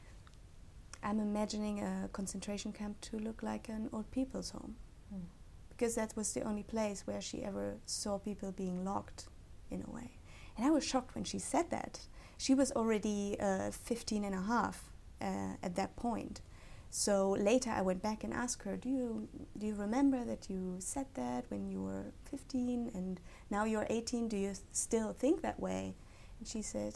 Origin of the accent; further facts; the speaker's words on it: Fröndenberg, North Rhine-Westphalia, Germany; English is a second language; moved away as an adult; now in Cambridge, United Kingdom; I'm from Germany. I'm coming from the Ruhr area, which is very much a working class zone in Germany